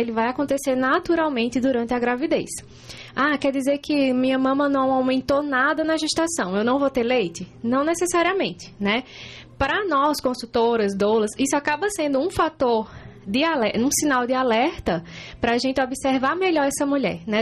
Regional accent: Juazeiro do Norte, Ceará, Brazil; moved away as an adult; now in Concórdia, Brazil; eu sou cearense, vim lá de Juazeiro do Norte, né? Interior do Ceará

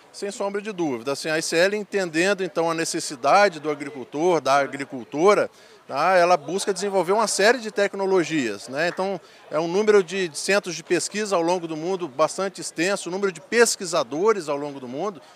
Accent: Espírito Santo, Brazil; eu sou originário do estado do Espírito Santo

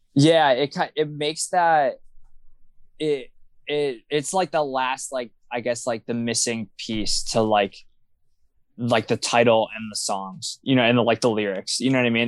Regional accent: Wilkes-Barre, Pennsylvania, United States; growing up in Wilkes-Barre is just kind of, I feel like, a very unique experience

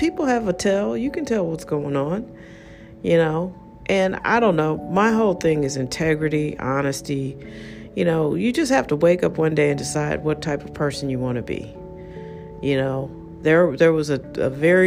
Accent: United States; I'm an American

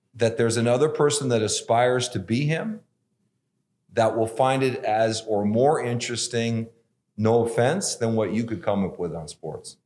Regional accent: Los Angeles, California, United States; moved away as an adult; now in Boise, United States; I was, uh, born and raised in Los Angeles and different parts of it

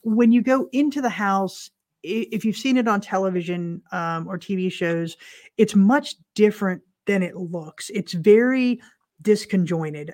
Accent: Central Florida, United States; we're from Central Florida

